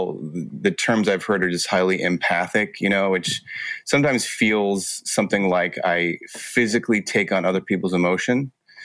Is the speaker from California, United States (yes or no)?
yes; Los Angeles, California, United States; I grew up in Los Angeles and, you know, right in LA, kind of a multicultural kid